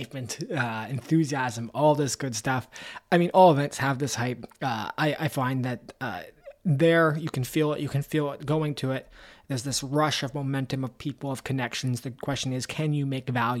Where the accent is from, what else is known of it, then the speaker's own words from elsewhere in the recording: Canada; I'm Canadian